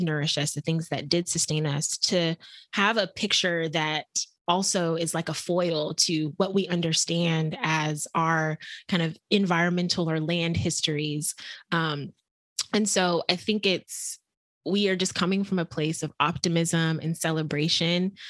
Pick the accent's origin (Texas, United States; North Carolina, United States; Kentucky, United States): Texas, United States; I grew up actually in Texas